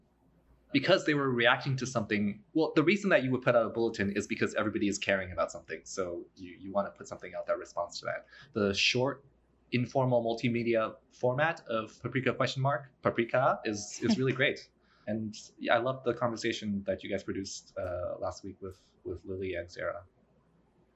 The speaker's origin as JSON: {"language": "English", "country": "Canada", "also_born_or_lived": "New York", "moved": "as an adult", "said": "I'm originally from Canada. I did my bachelor's of architectural studies there at the University of Waterloo"}